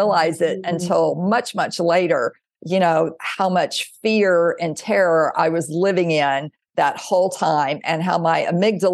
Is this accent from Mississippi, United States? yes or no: yes; Mississippi, United States; I grew up in the South in Mississippi